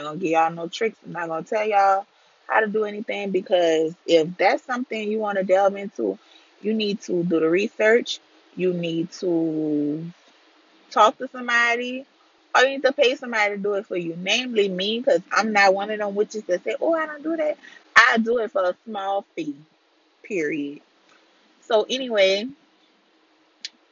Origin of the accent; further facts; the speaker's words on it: deep south Louisiana, United States; I am from Louisiana, deep south Louisiana.